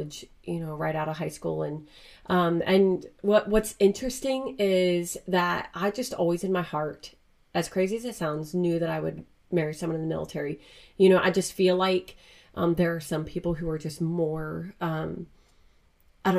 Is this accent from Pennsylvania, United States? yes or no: yes; Pennsylvania, United States; I'm from Pennsylvania